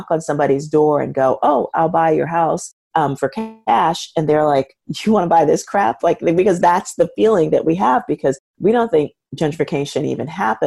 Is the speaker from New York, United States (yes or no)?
yes; New York City, New York, United States; I'm born and raised in the South Bronx, which is where I am.